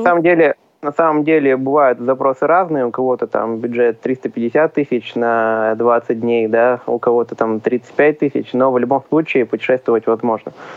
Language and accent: Russian; Uray, Khanty-Mansi Autonomous Okrug, Russia; now in Yekaterinburg, Russia; Родом я с Ханты-Мансийского автономного округа, из небольшого города Урай